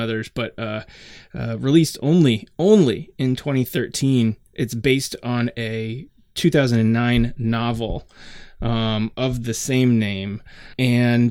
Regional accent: Oregon, United States; moved away; Oregon, hey, that's where I'm from.

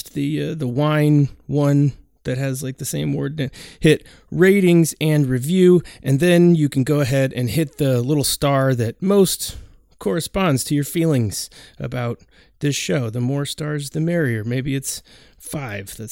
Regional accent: Oregon, United States; I am from Oregon

